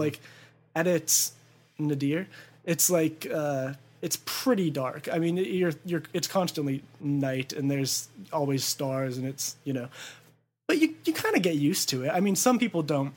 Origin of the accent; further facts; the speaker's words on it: Ontario, California, United States; also born or lived in Upland, California / Claremont, California; I was born in San Antonio Community Hospital, but I grew up in Ontario, uh, uh, so on the border of Ontario and Chino